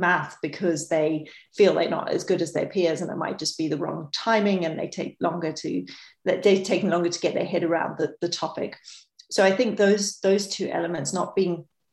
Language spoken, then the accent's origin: English; Botswana; also born or lived in New Zealand; I was brought up in New Zealand and mainly Botswana